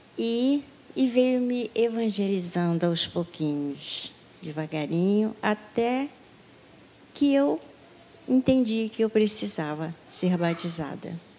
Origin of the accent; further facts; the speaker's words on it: Rio de Janeiro, Brazil; moved away as an adult; Eu sou carioca, vim do Rio de Janeiro com meu filho, transferido para cá há dois anos.